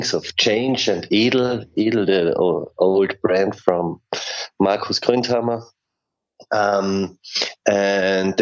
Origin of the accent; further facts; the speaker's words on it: Klagenfurt, Carinthia, Austria; Klagenfurt is my hometown